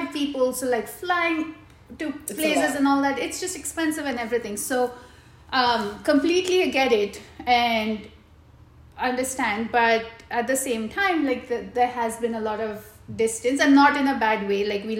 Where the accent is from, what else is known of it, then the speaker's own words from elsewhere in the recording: Muscat, Oman; we grew up in Muscat, and all of my extended family has always been away.